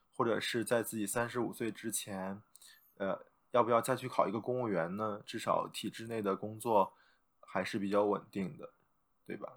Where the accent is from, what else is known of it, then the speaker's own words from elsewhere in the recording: China; now in Xi'an, China; 我们中国人